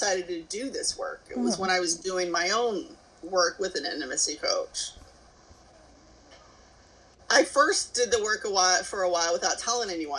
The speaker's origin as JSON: {"language": "English", "region": "Kentucky", "country": "United States", "moved": "yes", "said": "I'm originally from Kentucky, here in the States"}